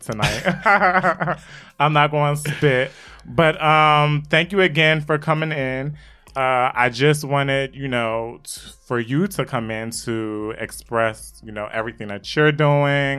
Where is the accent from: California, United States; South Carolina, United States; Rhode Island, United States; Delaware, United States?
Delaware, United States; Wilmington; I live, I'm from Wilmington, Delaware, so I was close to Philly